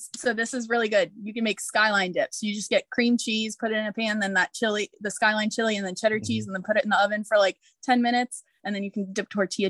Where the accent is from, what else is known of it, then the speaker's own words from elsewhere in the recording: Cincinnati, Ohio, United States; I'm from Cincinnati